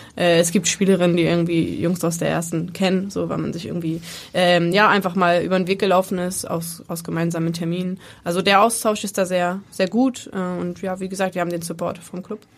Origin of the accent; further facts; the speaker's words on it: Bremen, Germany; moved away as an adult; now in Hamburg, Germany; ich bin gebürtige Bremerin, ich habe 25 Jahre in Bremen gelebt.